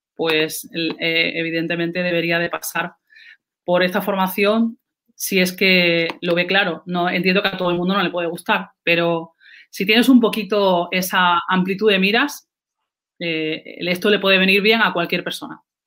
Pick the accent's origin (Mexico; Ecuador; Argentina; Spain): Spain; Andalusia; soy andaluza, no, no, lo puedo negar